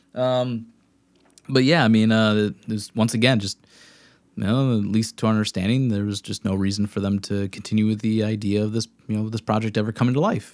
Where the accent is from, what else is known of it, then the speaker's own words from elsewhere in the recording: Wisconsin, United States; We're from Wisconsin.